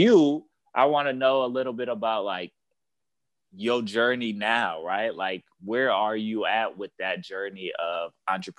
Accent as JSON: {"language": "English", "town": "Minneapolis", "region": "Minnesota", "country": "United States", "tie": "born or raised there", "moved": "yes", "lives_now": "Chicago, United States", "said": "I'm from Minneapolis, Minnesota"}